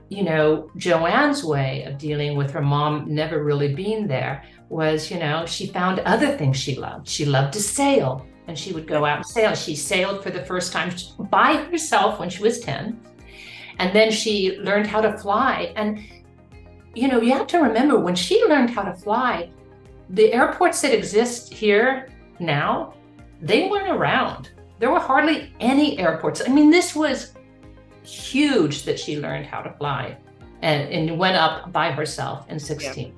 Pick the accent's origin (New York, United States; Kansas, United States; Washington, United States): Kansas, United States; I grew up in Kansas